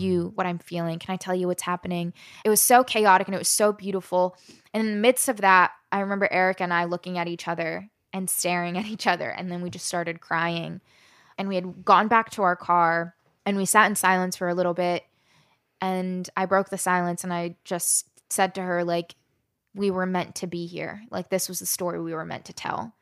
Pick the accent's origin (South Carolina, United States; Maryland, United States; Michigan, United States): Maryland, United States; Southern; also born or lived in West Virginia / Alabama; grew up in Southern Maryland